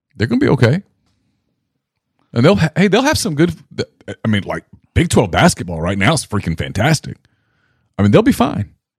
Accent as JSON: {"language": "English", "region": "northern Louisiana", "country": "United States", "tie": "born or raised there", "moved": "yes", "said": "I grew up in Louisiana"}